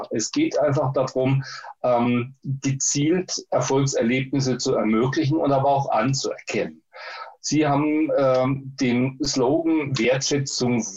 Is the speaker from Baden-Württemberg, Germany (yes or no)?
yes; Baden-Württemberg, Germany; born there; das gibt es in Baden-Württemberg, wo ich geboren bin.